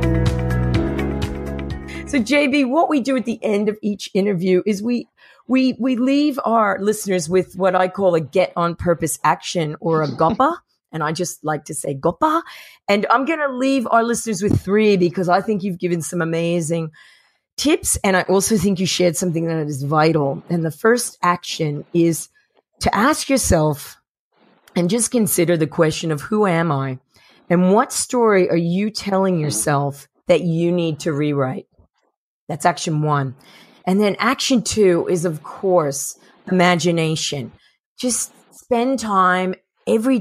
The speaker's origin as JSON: {"language": "English", "region": "New Jersey", "country": "United States", "said": "I am from New Jersey"}